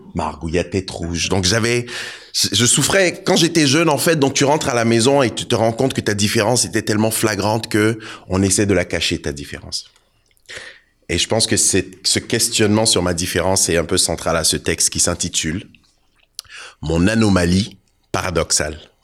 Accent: Côte d’Ivoire; also born or lived in Togo (ancestry); now in Canada; suis d'origine togolaise, je suis né en Côte d'Ivoire, ça fait 22 ans que je suis au Canada.

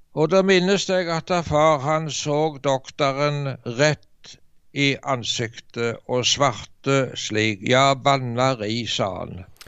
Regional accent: Varhaug, Rogaland, Norway; så gikk det en stor vekkelse over heimbygda mi på Varhaug på Jæren

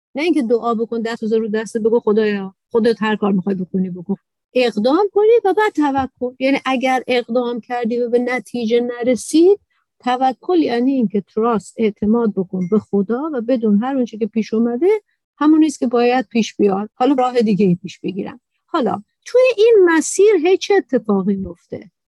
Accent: Iran; تو ایران به دنیا آمدم تو عربستان نیستم

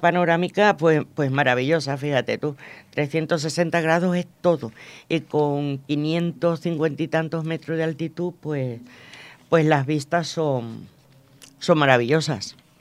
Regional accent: Venezuela; now in Spain; yo nací en Venezuela

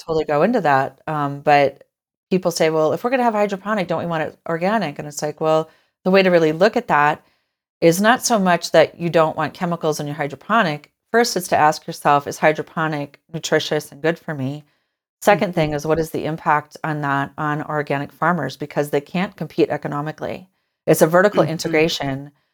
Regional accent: Forest City, Iowa, United States; I grew up in Iowa. Um, I you know born and raised, born in a little town called Forest City

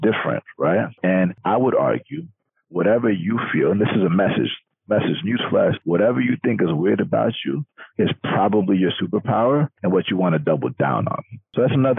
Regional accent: Atlanta, Georgia, United States; I'm from Atlanta. Like, most of us are black out there

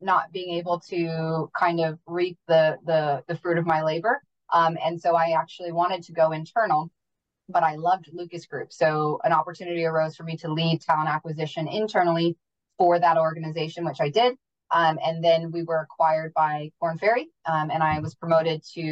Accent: Wales, United Kingdom; moved away; I'm originally from the UK and from Wales

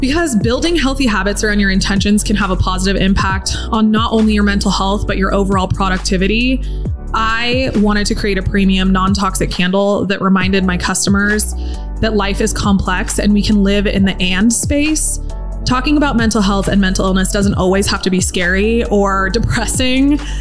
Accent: San Diego, California, United States; moved away; I grew up in San Diego right. and then I moved here

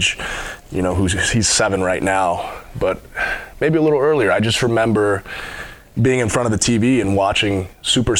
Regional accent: Cleveland, Ohio, United States; moved away as an adult; now in Fort Campbell, United States; I'm originally from Cleveland, Ohio

